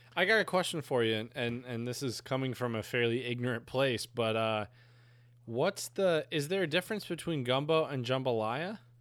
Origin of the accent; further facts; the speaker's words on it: Northern United States, United States; as a Northerner. I'm a Yankee